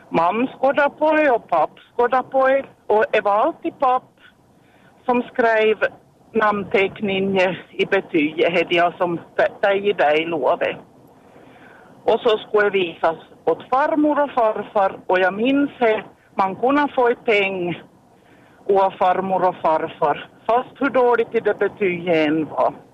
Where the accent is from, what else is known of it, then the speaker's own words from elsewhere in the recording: Malax, Ostrobothnia, Finland; now in Jakobstad, Finland; jag är hem från Malax och jag gick i skola i lågstadiet på 70-talet.